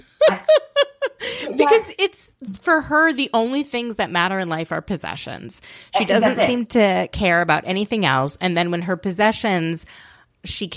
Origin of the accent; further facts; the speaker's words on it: Minnesota, United States; I grew up in Minnesota